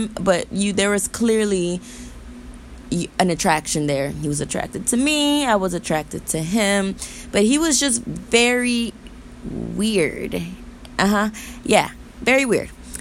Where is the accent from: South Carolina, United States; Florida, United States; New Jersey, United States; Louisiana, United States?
Florida, United States; moved away as an adult; now in California, United States; I'm born and raised in Florida.